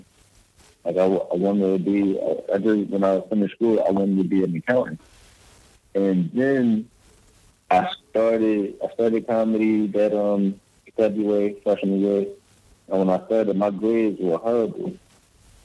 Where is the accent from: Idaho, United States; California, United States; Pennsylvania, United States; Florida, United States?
Pennsylvania, United States; Philadelphia; moved away as an adult; I grew up in West Philly